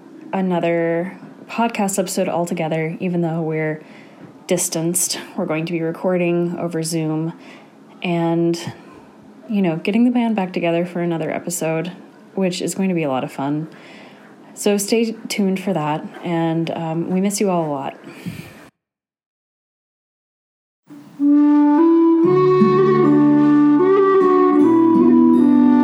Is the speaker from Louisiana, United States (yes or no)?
no; Central California, United States; I grew up in Central California, Northern California, technically, just right in the middle of the state